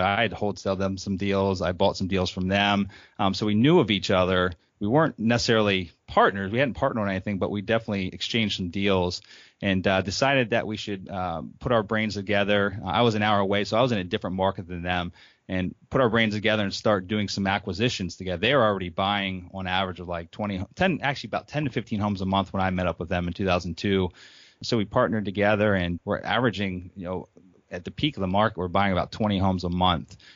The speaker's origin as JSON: {"language": "English", "town": "Harrisburg", "region": "Pennsylvania", "country": "United States", "said": "I'm from Harrisburg, Pennsylvania, and, um, graduated high school"}